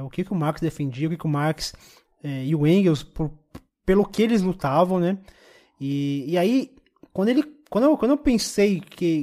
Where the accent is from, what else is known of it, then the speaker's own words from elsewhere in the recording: Brazil; como brasileiro, como preto